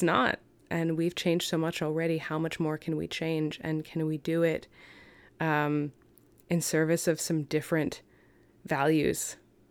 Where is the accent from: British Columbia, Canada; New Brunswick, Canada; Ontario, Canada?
Ontario, Canada; London; now in Vancouver, Canada; where I'm from, I was born in London, Ontario